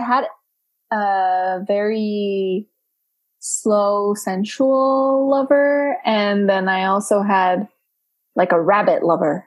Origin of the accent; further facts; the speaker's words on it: Romania; now in United States; when people ask me you know where are you from I'm like from romania